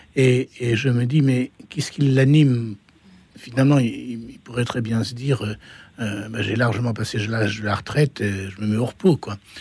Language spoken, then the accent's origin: French; Normandy, France; Je suis normand, je suis normand donc.